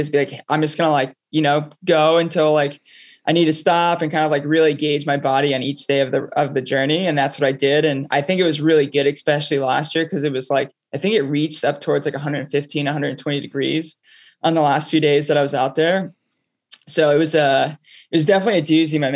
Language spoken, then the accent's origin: English; Palm Bay, Florida, United States; now in New York City, United States; I'm from Palm Bay, Florida